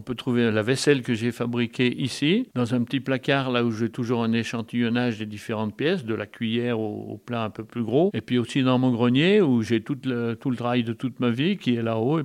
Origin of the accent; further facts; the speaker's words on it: near Thoiry, Savoie, Auvergne-Rhône-Alpes, France; moved away; je suis né à Yon-le-Vieux, à 10 km en dessus, là, et maintenant j'habite Thoiry